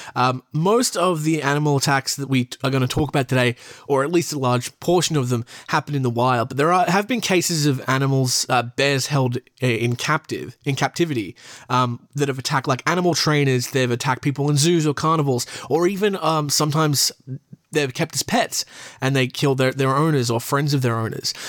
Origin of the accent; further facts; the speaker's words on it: Australia; I'm from Australia